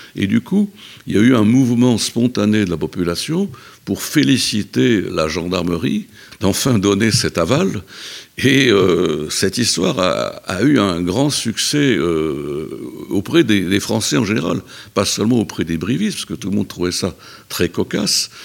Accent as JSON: {"language": "French", "town": "Brive-la-Gaillarde", "region": "Nouvelle-Aquitaine", "country": "France", "tie": "born or raised there", "said": "je suis natif euh, de Brive-la-Gaillarde. J'y ai fait mes études jusqu'au lycée"}